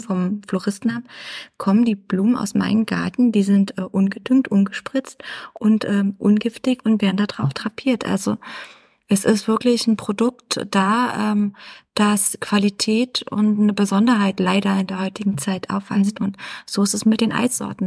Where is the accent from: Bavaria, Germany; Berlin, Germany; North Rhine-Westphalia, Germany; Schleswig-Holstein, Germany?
Berlin, Germany; Mein Ursprung ist Berlin